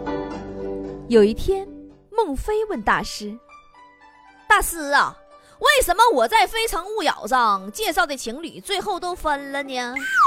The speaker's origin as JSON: {"language": "Chinese", "country": "China", "said": "我们中国人是有这种悟性的"}